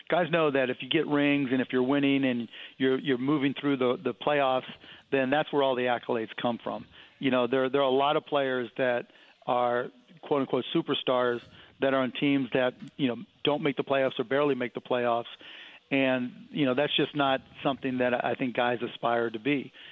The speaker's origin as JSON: {"language": "English", "town": "Cleveland", "region": "Ohio", "country": "United States", "said": "Yeah, I'm from Cleveland"}